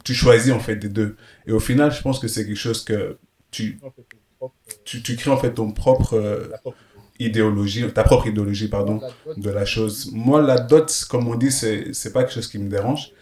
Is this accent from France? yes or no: no; Belgium; j'ai grandi en Belgique